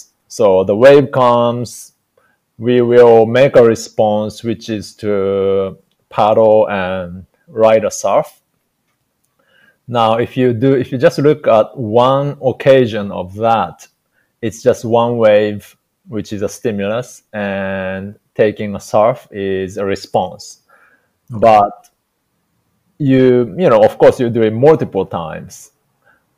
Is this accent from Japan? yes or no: yes; Japan; English is a second language; now in Hawaii, United States; I'm Japanese, and for me, when I came to the United States, English was really just bunch of sounds for me